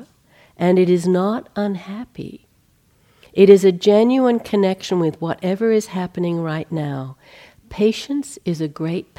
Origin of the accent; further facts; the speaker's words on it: Australia; growing up in Australia